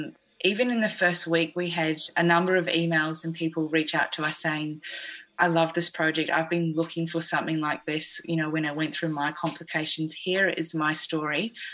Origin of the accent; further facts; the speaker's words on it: New Zealand; accent: New Zealand; I think that's my New Zealand accent.